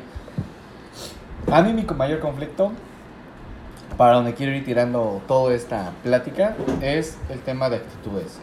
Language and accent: Spanish; Puebla, Mexico; moved away as an adult; now in Cabo San Lucas, Mexico; yo que vengo de Puebla